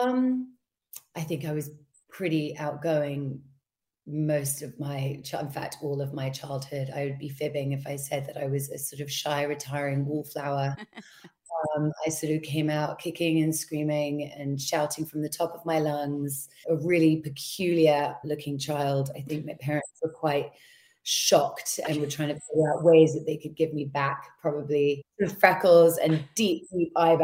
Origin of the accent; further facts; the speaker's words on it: London, United Kingdom; born and raised in London, grew up kind of just not outside